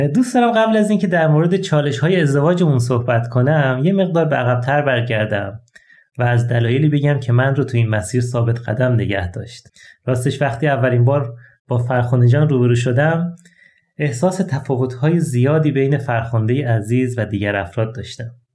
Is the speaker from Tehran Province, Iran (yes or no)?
no; Ahvaz, Khuzestan, Iran; در شهر اهواز یکی از گرمترین شهرهای ایران توی خانواده مسلمان به دنیا اومدم